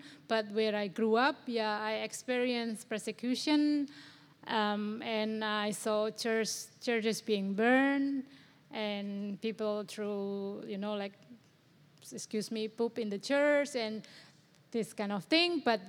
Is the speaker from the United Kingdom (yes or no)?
no; Indonesia; now in Australia; I was born in Indonesia and growing up in Indonesia.